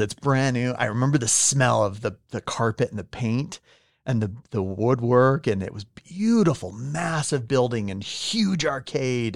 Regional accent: California, United States; English is a second language; now in Utah, United States; I'm from California

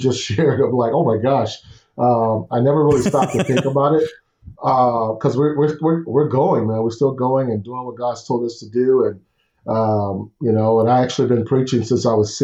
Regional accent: Houston, Texas, United States; Growing up in Houston, I'm the oldest of five, and grew up in the projects and in Houston

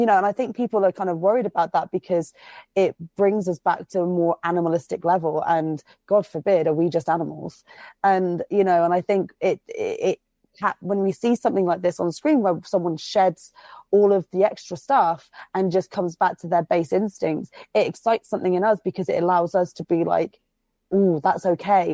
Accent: United Kingdom; I'm fucking British

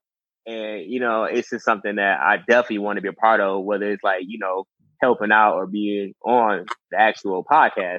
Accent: Detroit, Michigan, United States; I'm still from Detroit. I'm still, you know, I'm still from Detroit

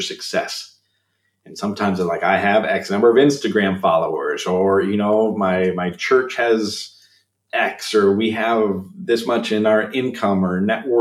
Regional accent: Illinois, United States; moved away as an adult; now in Minnesota, United States; I'm originally from Illinois. I moved to Minnesota.

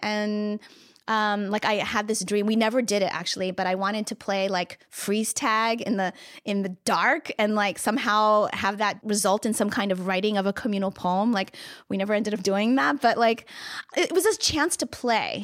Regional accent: Virginia, United States; moved away; I'm from Virginia

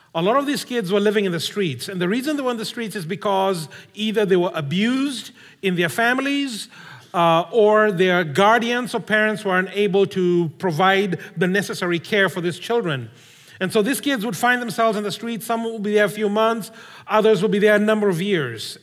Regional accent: Kenya; I come from Kenya.

